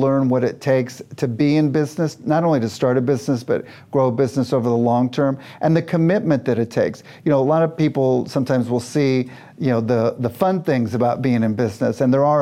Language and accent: English; Kansas City, Missouri, United States; I was born and raised in Kansas City, Missouri